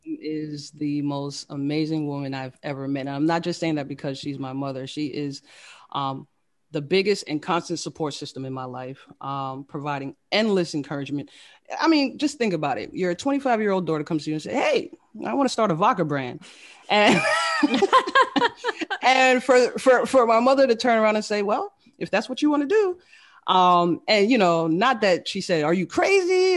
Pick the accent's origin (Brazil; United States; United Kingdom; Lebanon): United States; Fort Lauderdale, Florida; moved away as an adult; also born or lived in Queens, New York / Washington DC / Maryland area; I was born in Queens, New York, um, raised by a single, uh, single mother. And, uh, we moved to Florida at the age of eight. Uh, so I grew up in the Fort Lauderdale, Florida area